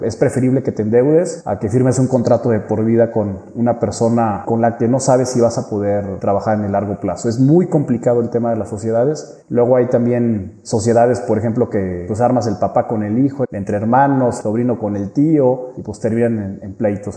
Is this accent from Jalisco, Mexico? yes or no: no; San Luis Potosí, Mexico; also born or lived in Mexico City; Soy potosino, pero bueno, hice allá la carrera